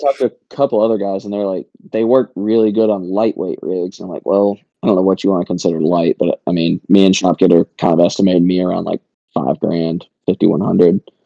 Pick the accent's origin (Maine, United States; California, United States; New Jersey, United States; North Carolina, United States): North Carolina, United States; the town that I grew up in in North Carolina